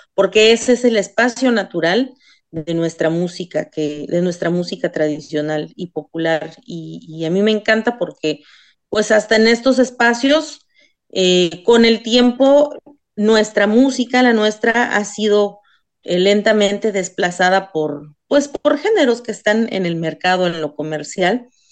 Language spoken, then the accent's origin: Spanish; Isthmus of Tehuantepec, Oaxaca, Mexico; first language Isthmus Zapotec; Spanish is a second language; en zapoteco, en dichaza, que es mi lengua materna y pues que es lo que siempre llevo como bastión, la música de mi tierra